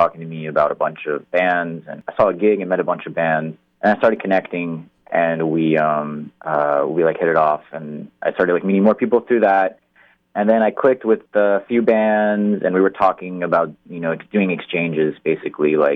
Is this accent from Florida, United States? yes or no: yes; Fort Lauderdale, Florida, United States; moved away as an adult; also born or lived in North Miami; now in Baltimore, United States; I'm originally from Fort Lauderdale, Broward, North Miami, I would say is my like home domain